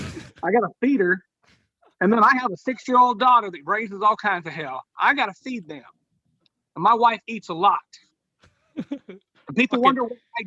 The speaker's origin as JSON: {"language": "English", "region": "Appalachia", "country": "United States", "said": "country boy. I don't hide it. Granted, I'm wearing my hat backwards right now, but it's camouflaged. I am Appalachian."}